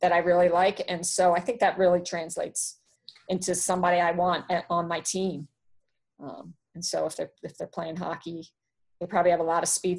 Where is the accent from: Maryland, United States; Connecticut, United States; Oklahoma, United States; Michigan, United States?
Maryland, United States; Baltimore; I'm from Baltimore